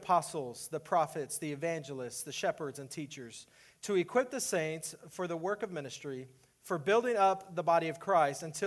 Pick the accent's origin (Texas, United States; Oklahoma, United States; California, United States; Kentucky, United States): Texas, United States; moved away as an adult; now in Iowa, United States; I was born and raised in Texas